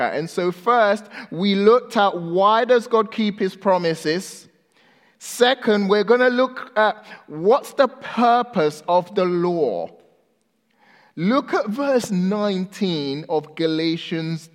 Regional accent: Ghana; I was born in Ghana, West Africa. When I was 2 years old, my mom left Ghana because she got a visa to the UK and moved there. And so I was left with my grandma.

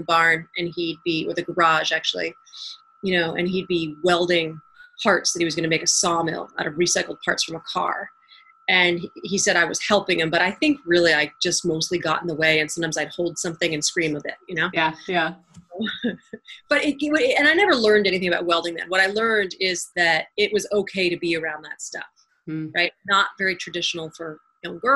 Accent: New Hampshire and Maine, New England, United States; now in Atlanta, United States; I currently live in Atlanta, Georgia. I grew up in New Hampshire and Maine

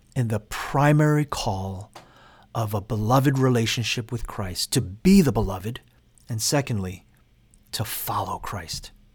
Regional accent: New York City, New York, United States; I grew up in the Korean American church in Queens, New York

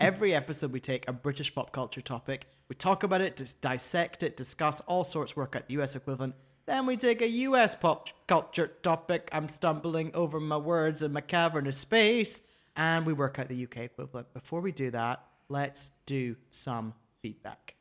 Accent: Spain; born or raised there; now in California, United States

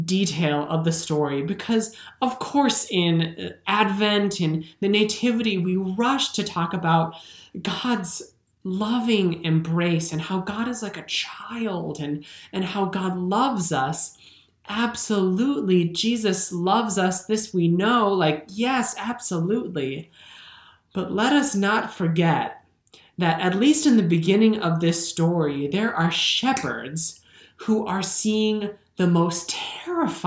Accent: Minnesota, United States; I'm a Minnesotan

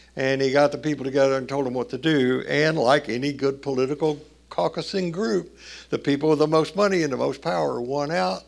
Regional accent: Tennessee, United States; growing up in the Baptist church in Tennessee

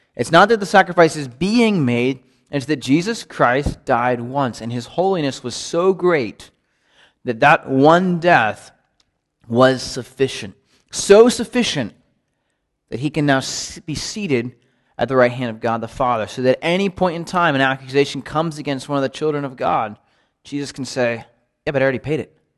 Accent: United States; growing up in the United States

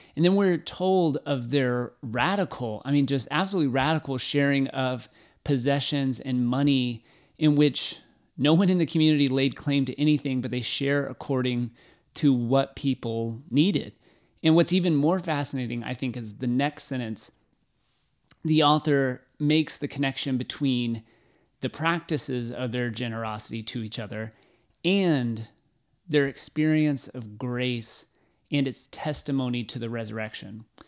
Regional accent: Waco, Texas, United States; Growing up in Waco, going to a million Baylor sporting events

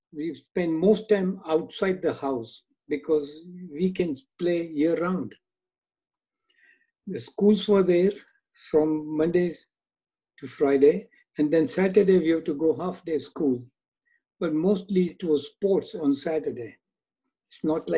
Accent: Jinja, Uganda; moved away; I was born and raised in Uganda, East Africa

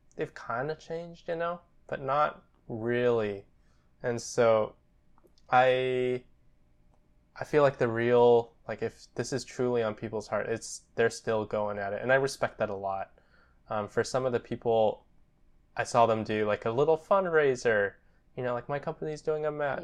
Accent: United States; We're Japanese American and, yeah, twenty-five.

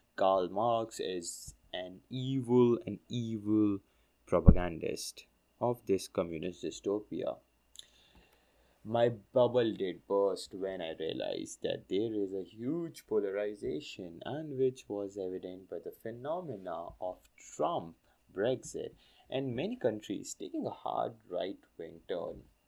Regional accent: India; my home country, India.

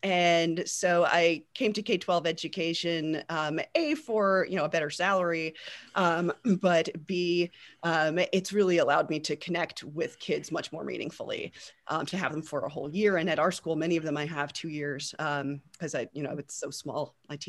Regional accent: New Jersey, United States; moved away as an adult; also born or lived in Southern California; I'm originally from New Jersey, and I came out to Southern California to attend UC Irvine for graduate school in English.

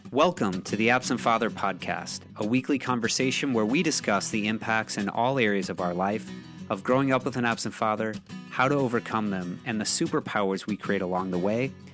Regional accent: Belleville, Illinois, United States; It was in Belleville, Belleville West. Shout out to my, my high school and my hometown

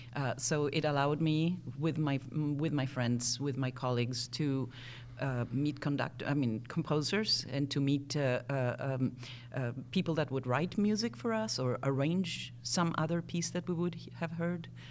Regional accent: Buenos Aires, Argentina; accent: strange mixture of accents; first language Spanish; English is a second language; moved away as an adult; also born or lived in Wisconsin; now in United States; I grew up in Buenos Aires, Argentina. Uh, so Spanish is actually my first language

